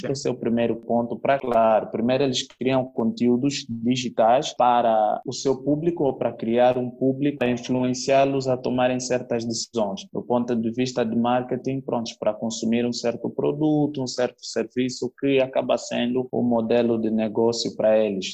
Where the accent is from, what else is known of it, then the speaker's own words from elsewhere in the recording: Cabinda, Angola; now in Luanda, Angola; da terra de Cabinda de onde eu sou